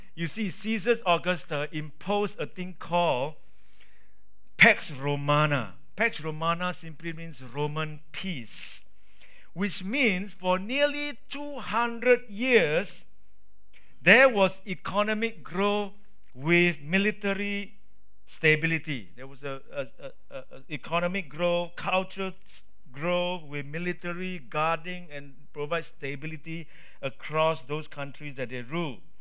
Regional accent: Singapore; I'm a Singaporean. I'm a big kiasu as well.

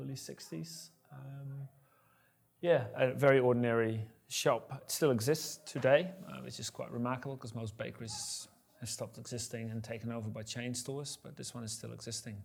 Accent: Netherlands; moved away as an adult; also born or lived in United States; I was born in Holland, the Netherlands, tiny little country, about 150 kilometers wide, 300 kilometers long, and I was born smack in the middle. I grew up there, I was raised there

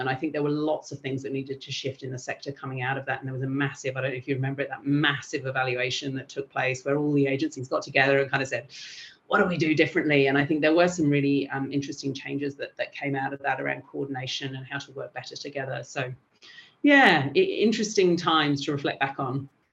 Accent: England, United Kingdom; moved away as an adult; also born or lived in Albania; now in Australia; I'm from England

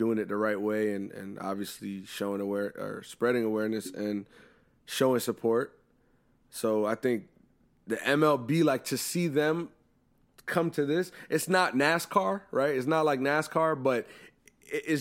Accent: Pennsylvania, United States; Philly because that's my home state.

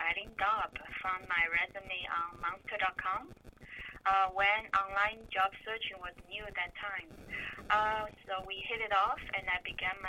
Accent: Shanghai, China; moved away as an adult; also born or lived in Nova Scotia, Canada; now in New York, United States; I was born in Shanghai, China, a city very similar like New York City.

